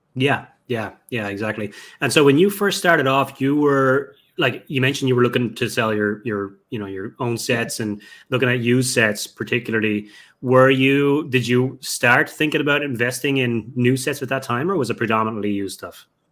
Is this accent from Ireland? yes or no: yes; Ireland; moved away; my hometown over in Ireland